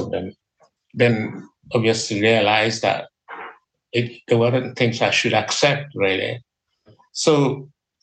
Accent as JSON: {"language": "English", "country": "Nigeria", "moved": "as an adult", "lives_now": "Liverpool, United Kingdom", "said": "I came from Nigeria"}